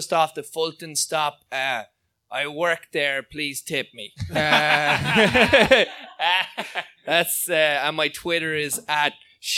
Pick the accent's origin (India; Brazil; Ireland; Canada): Ireland; moved away as an adult; also born or lived in Florida